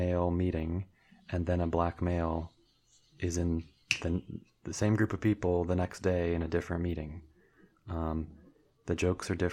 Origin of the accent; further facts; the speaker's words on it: United States; being an American white heterosexual tall male